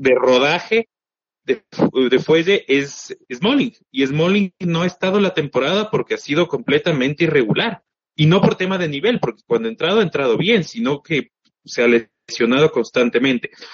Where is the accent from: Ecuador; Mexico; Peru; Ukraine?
Ecuador; acá en Ecuador, en mi país